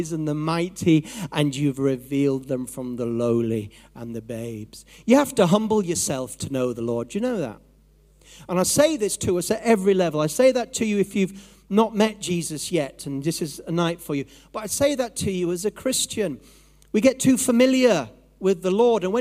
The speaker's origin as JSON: {"language": "English", "region": "Yorkshire and the Humber", "country": "United Kingdom", "said": "I'm from Yorkshire, so I can say this about my own people"}